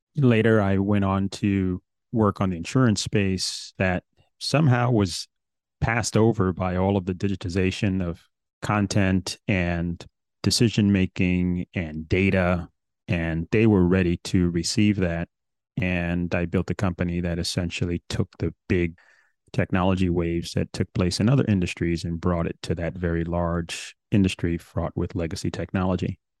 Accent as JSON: {"language": "English", "town": "New York City", "region": "New York", "country": "United States", "tie": "born or raised there", "said": "growing up in New York City"}